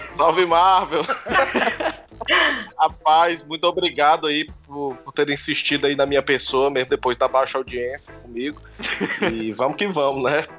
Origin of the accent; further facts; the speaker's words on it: Fortaleza, Ceará, Brazil; eu sou de Messejana